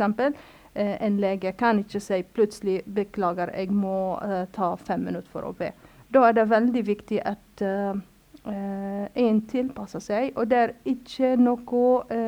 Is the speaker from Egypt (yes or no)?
yes; Cairo, Cairo Governorate, Egypt; Norwegian is a second language; also born or lived in Lebanon / Yemen / Gaza / Palestine; now in Norway; jeg vokste opp i Kairo